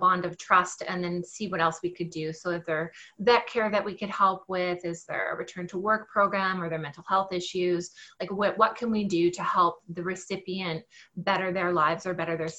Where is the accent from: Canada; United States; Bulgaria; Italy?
Canada; Winnipeg, Manitoba; moved away as an adult; now in Kelowna, Canada; I'm originally from Winnipeg, so you got that part right, except right now I live in the Okanagan in British Columbia in a little city called Kelowna